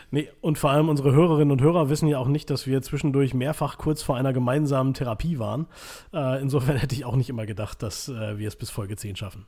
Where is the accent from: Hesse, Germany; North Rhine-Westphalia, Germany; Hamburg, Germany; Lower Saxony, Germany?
North Rhine-Westphalia, Germany; Münsterland; bei uns in Münsterland